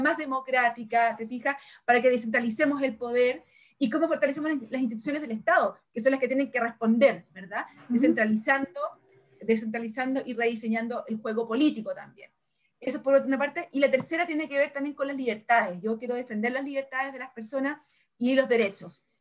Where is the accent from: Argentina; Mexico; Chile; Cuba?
Chile; somos Chile